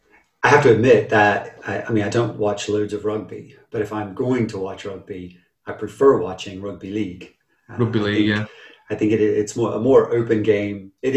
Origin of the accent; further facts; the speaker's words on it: United States; now in United Kingdom; I'm American, which all of you know, and I knew rugby existed. I knew it was a sport before I moved to the UK